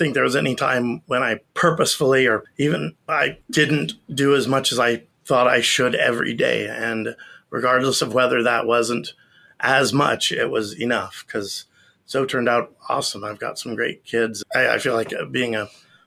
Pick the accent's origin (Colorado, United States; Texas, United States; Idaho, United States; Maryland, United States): Idaho, United States; I'm from Idaho